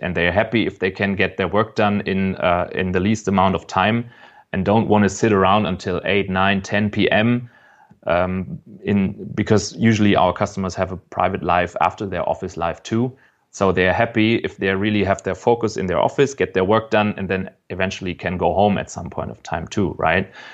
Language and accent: English; Frankfurt, Hesse, Germany; I'm from Frankfurt. I was born here